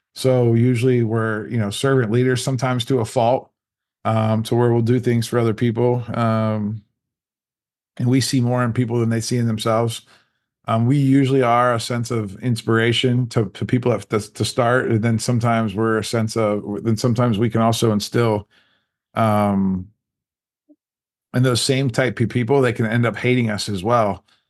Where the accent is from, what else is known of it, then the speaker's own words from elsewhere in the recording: Canton, Ohio, United States; I grew up in, uh, Canton, Ohio